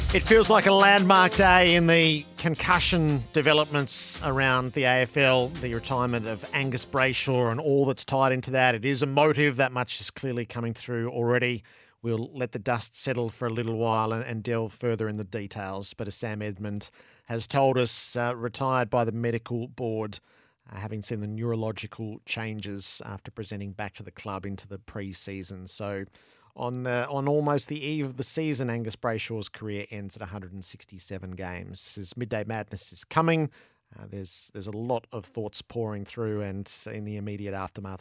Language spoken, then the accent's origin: English; Mulgrave, Victoria, Australia; I grew up in Mulgrave